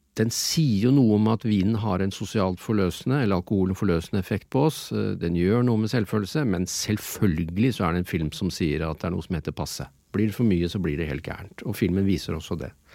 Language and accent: Norwegian; Innlandet, Norway; Jeg er enebarn fra Innlandet.